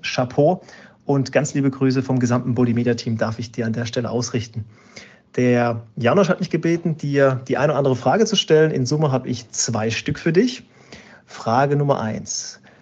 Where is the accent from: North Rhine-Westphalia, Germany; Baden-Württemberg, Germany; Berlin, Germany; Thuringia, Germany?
Baden-Württemberg, Germany; Karlsruhe; moved away as an adult; also born or lived in Munich; von München aus wieder zurück in meine Heimat nach Karlsruhe bin